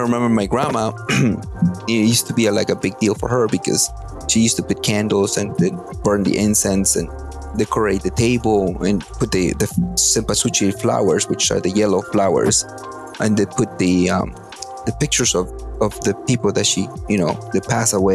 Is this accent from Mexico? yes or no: yes; Atlixco, Puebla, Mexico; moved away; growing up in Mexico